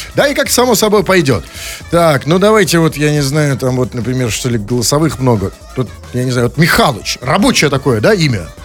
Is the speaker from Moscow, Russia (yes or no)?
no; Saint Petersburg, Russia; как добропорядочный петербуржец